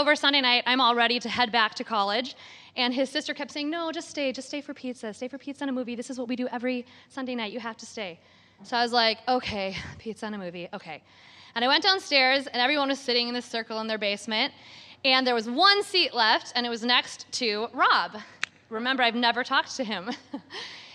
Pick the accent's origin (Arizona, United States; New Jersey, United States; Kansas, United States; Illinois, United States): Kansas, United States; Wichita; I'm from Wichita, Kansas